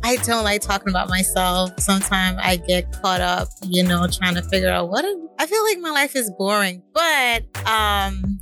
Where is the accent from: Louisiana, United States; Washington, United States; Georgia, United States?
Georgia, United States; Decatur; moved away as an adult; also born or lived in Brooklyn, New York; now in Boston area, United States; I was born in Brooklyn, New York, but I was raised in Decatur, Georgia